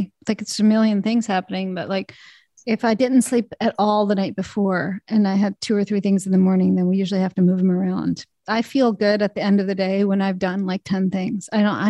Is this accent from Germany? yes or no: no; Canada; born there; I was born in Canada, so that's off the table.